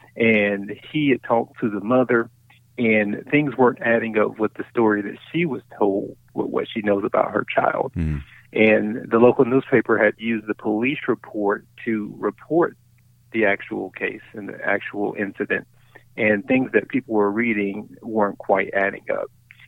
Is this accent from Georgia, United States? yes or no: yes; Brunswick, Georgia, United States; moved away as an adult; now in Little Rock, United States; I'm from Brunswick. I have my family's still there. Mom still lives in the house I grew up in.